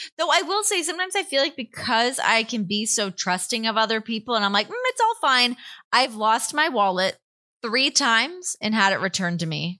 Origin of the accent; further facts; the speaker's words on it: Toronto, Ontario, Canada; Growing up in Toronto or outside Toronto, I've always been a huge Toronto person.